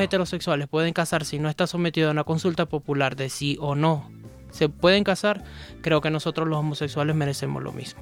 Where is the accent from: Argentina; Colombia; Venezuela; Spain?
Venezuela; Maracaibo, Zulia; now in Ecuador; De Venezuela, de Maracaibo, Estado Zulia